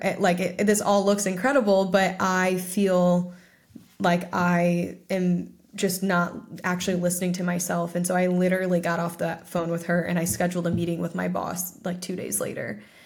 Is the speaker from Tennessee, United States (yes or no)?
no; Ohio, United States; my hometown, which is in Ohio